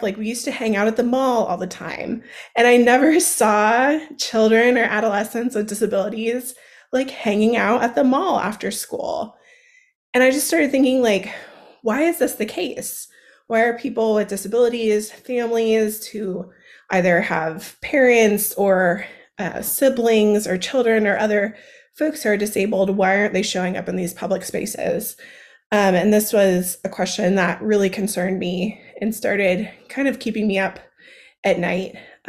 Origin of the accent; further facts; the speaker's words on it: Seattle, Washington, United States; So I grew up on the West Coast of the United States in the Seattle, Washington area.